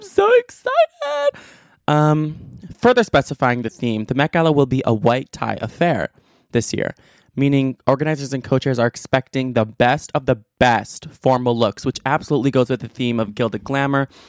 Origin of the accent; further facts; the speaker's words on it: United States; as an American